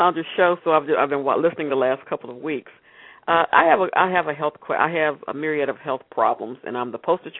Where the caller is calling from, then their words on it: Austin, Texas, United States; I'm calling from Austin, Texas.